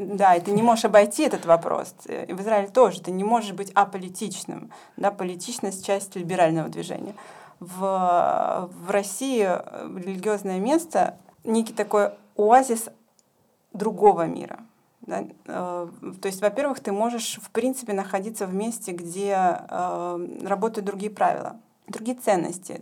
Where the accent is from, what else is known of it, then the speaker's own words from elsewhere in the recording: Ukraine; moved away as an adult; also born or lived in Saint Petersburg, Russia / Jerusalem, Israel; now in Germany; я родилась и выросла на Украине. Последние 15 лет я жила и работала в Петербурге. Сейчас я учусь в Германии